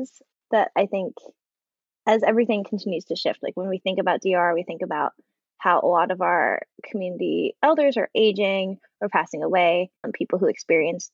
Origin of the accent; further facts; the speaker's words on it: San Francisco Bay Area, California, United States; now in Los Angeles, United States; I grew up in California in the Bay Area, but my family all has roots in Hawaii